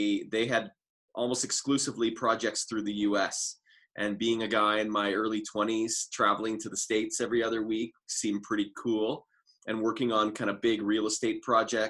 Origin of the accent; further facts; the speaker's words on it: Toronto, Ontario, Canada; moved away as an adult; also born or lived in Orlando, Florida; now in Calgary, Canada; I'm originally from Toronto